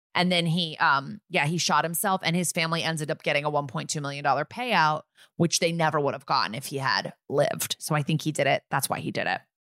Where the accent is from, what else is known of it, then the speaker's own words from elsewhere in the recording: Connecticut, United States; I'm from Connecticut